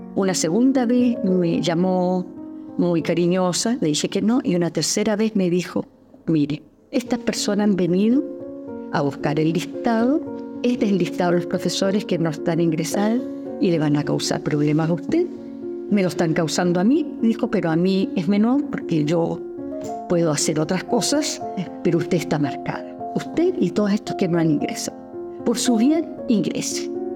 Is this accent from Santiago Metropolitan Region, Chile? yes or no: no; Patagonia, Magallanes and Chilean Antarctica, Chile; moved away as an adult; also born or lived in Puerto Aysén; soy patagona, patagona magallánica